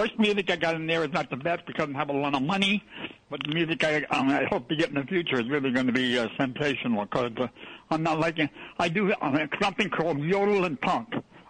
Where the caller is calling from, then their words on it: New York City, New York, United States; I'm calling from Jamaica, Queens.